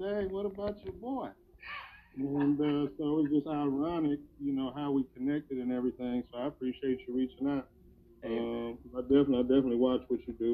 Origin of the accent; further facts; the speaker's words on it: United States; moved away as an adult; also born or lived in Detroit, Michigan / Canton, Ohio / Tallahassee, Florida; I'm from Detroit and Ohio, between Detroit and Canton, Ohio